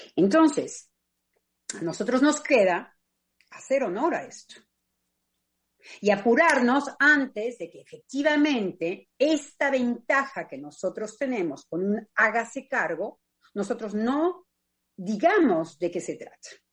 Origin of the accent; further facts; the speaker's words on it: Mexico; moved away as an adult; also born or lived in France / England; gracias al lugar en donde yo me desarrollé en México